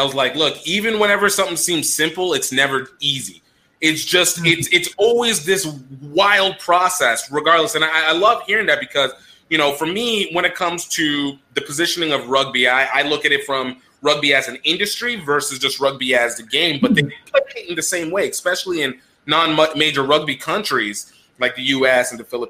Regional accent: Nigeria; as a Nigerian, I understand.

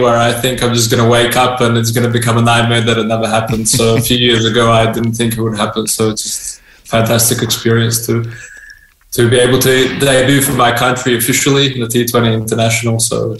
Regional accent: Australia; moved away as an adult; also born or lived in Austria; now in Hungary; So we went to Austria, first of all, and then we applied to go to Australia. Our family got accepted, and we traveled to Australia as refugees in 1989, March of 1989. So I was 7.5 years old when I arrived in Australia.

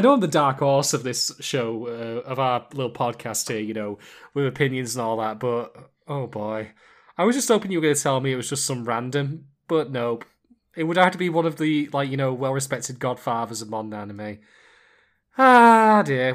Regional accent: United Kingdom; I'm a Brit

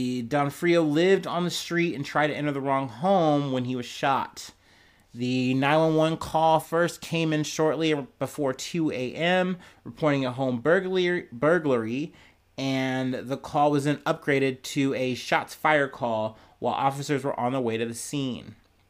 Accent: Ohio, United States; much like my home state of Ohio.

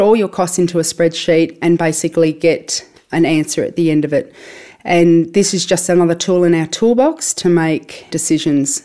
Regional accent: Tamworth, New South Wales, Australia; now in Orange, Australia; I grew up in Tamworth and went to school in Tamworth on a small property up there

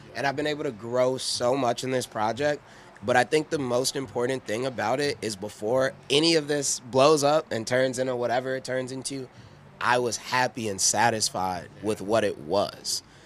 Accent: Midwest, United States; we're from the Midwest.

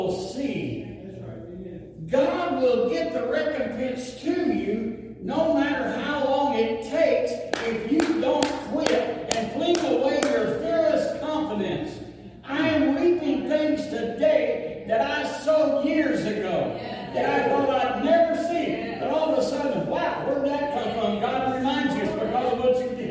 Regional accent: the South, United States; I'm from the South.

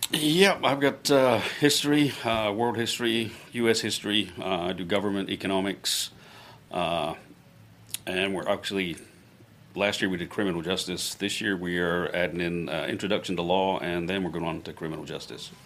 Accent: a village outside Glasgow, Scotland, United Kingdom; now in Florida, United States; I was born in Glasgow. Yep, grew up in a little village outside of Glasgow

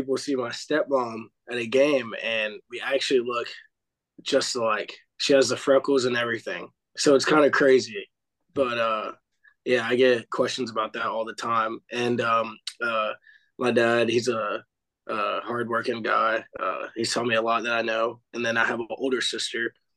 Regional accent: Clarksville, Tennessee, United States; I'm from Clarksville, Tennessee, born and raised

